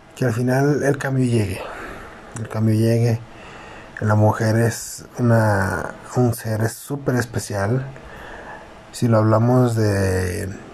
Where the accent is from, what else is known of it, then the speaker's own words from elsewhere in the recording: Mexico; nos falta mucho, tanto como mexicano